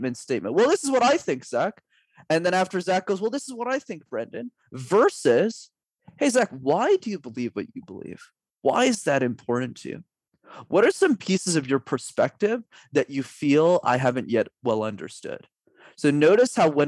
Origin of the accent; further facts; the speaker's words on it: Canada; I'm Canadian